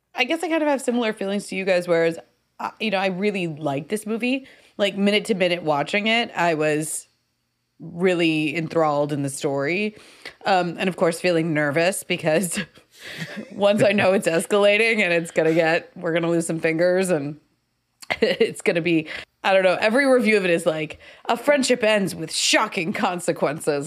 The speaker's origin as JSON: {"language": "English", "country": "United States", "said": "as an American viewer"}